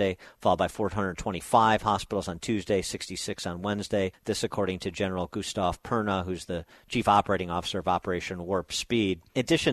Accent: Chicago, Illinois, United States; my hometown of Chicagoland

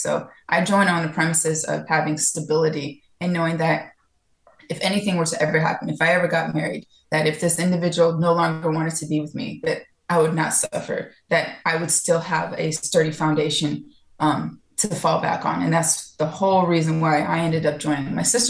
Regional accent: California, United States; also born or lived in Florida / Georgia; now in Miami, United States; No, I'm originally from California. I lived all over the place because of the military. And before, I lived in Florida. I lived in Georgia for about almost 12 years.

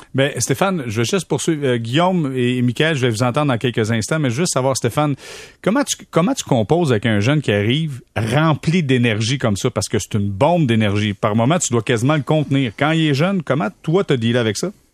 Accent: Sorel-Tracy, Quebec, Canada; chez nous à Sorel, c'est une ville où euh, le hockey, on a ça dans les depuis tout le temps

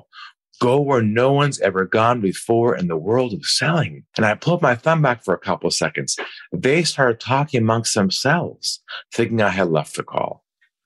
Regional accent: California, United States; moved away as an adult; now in Sydney, Australia; I'm originally from California, and I now live in Sydney, Australia. I've been here about 18 years.

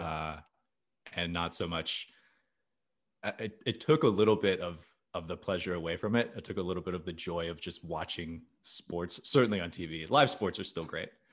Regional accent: Arizona, United States; I was not born in Arizona, but very much raised in Arizona. That is, that is where my, that is my hometown

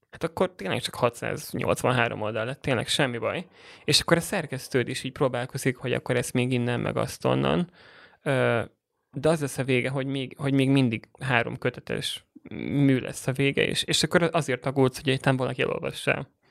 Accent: Budapest, Hungary; also born or lived in Borsod-Abaúj-Zemplén (village); én egy 2000 fős kis faluból uh, indultam, Borsodból, és 8 évesen kerültem Budapestre, és uh, gimnáziumot már, már itt jártam

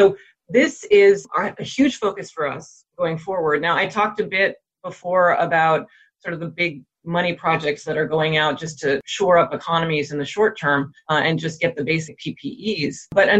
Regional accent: United States; moved away as an adult; also born or lived in Europe; now in Abidjan, Côte d'Ivoire; as an American who has been living in Europe, and my family's living in Europe right now, and who's currently living in myself in Africa

